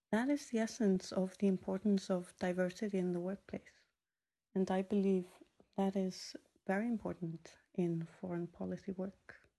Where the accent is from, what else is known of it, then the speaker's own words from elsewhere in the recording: Iceland; moved away as an adult; growing up in Iceland has definitely shaped us